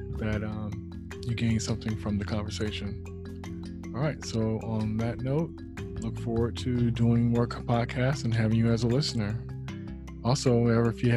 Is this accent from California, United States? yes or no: yes; the Bay Area, California, United States; I'm an artist from the Bay Area